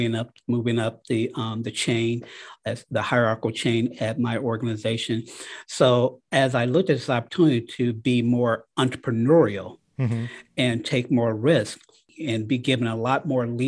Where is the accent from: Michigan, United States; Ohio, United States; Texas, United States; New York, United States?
Michigan, United States; Detroit; moved away as an adult; now in Cleveland, United States; I'm a native from Detroit, Michigan. That's where I went to high school